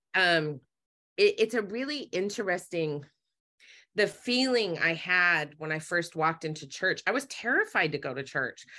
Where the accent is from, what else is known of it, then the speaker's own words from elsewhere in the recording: Utah, United States; I grew up in Utah